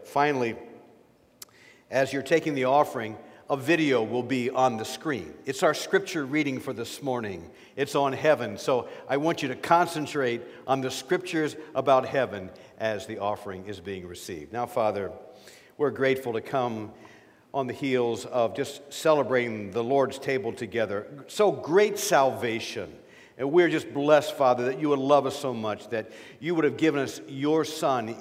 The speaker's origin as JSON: {"language": "English", "town": "Erie", "region": "Pennsylvania", "country": "United States", "moved": "as an adult", "said": "I'm from Erie and served a church there for 35 years"}